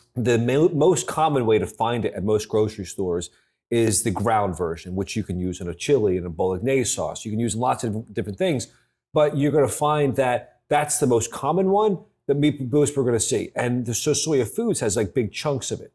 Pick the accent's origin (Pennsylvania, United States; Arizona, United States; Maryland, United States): Pennsylvania, United States; Philadelphia; moved away; I was born in Philadelphia